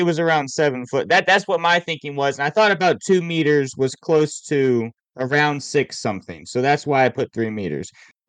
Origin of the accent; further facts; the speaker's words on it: United States; I'm an American.